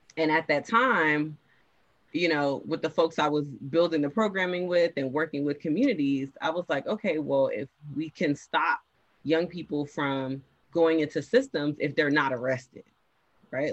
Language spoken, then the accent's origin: English; Miami, Florida, United States; I am from Miami, Florida. That's important to note. That's a huge part of my identity.